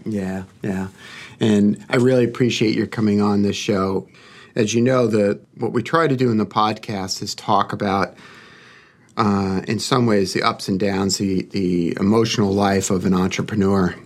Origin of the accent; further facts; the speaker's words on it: New York, United States; accent: Brooklyn; my Brooklyn accent